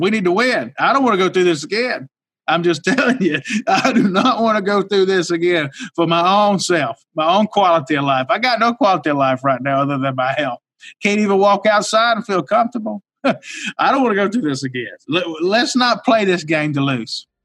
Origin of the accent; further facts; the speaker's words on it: Mississippi, United States; the little town I was raised in in Mississippi, 5,000 people